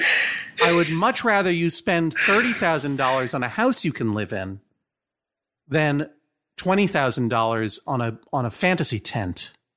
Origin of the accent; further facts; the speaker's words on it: Brookline, Massachusetts, United States; I am from Brookline, Massachusetts